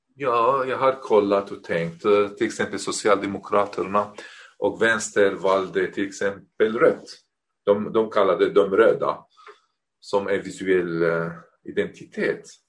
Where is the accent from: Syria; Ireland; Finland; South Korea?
Syria; Damascus, Damascus Governorate; Swedish is a second language; moved away as an adult; also born or lived in Beirut, Lebanon; now in Norrköping, Sweden; jag är uppväxt i Damaskus